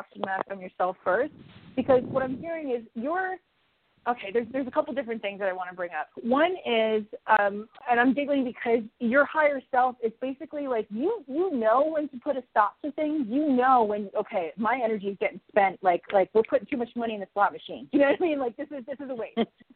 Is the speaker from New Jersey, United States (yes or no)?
yes; New Jersey, United States; moved away; I was born and raised in New Jersey